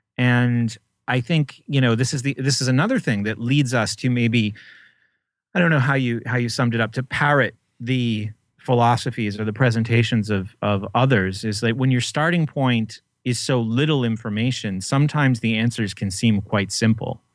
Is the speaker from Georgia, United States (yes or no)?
no; New Hampshire, United States; I grew up in New Hampshire